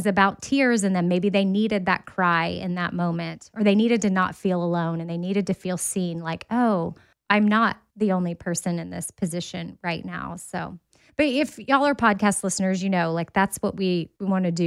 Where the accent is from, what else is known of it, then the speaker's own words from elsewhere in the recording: Austin, Texas, United States; I went to Texas A&M, but I grew up in Austin